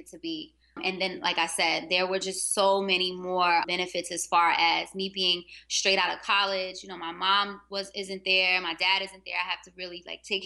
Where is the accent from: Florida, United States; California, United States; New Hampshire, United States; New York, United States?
New York, United States; New York City; moved away as an adult; now in Baltimore, United States; I'm from Harlem.